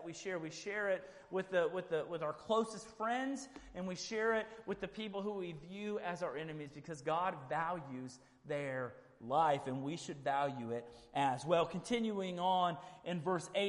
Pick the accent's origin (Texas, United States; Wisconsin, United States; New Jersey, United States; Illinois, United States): Texas, United States; Houston; I grew up in Houston